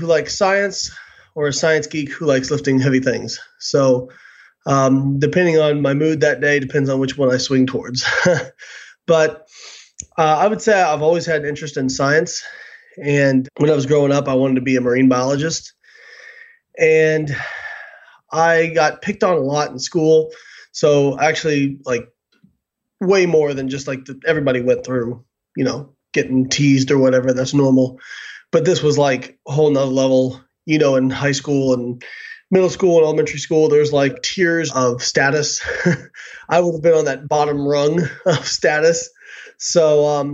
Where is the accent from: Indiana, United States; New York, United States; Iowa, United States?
Indiana, United States; Evansville; moved away; I grew up in Evansville, Indiana